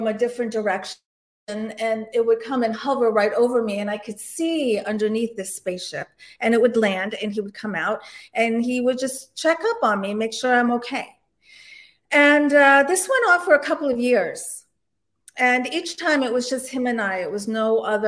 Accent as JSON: {"language": "English", "area": "DC suburbs", "region": "Maryland", "country": "United States", "tie": "born or raised there", "also_born_or_lived": "Istanbul, Turkey / Canada / Annapolis, Maryland", "said": "I'm originally from Istanbul, Turkey, and I emigrated to the United States with my parents when I was around 1 year old, and we came into Canada, and then we came into the DC suburbs"}